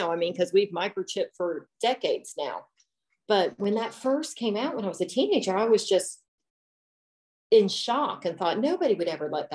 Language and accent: English; Cincinnati, Ohio, United States; I'm from Cincinnati area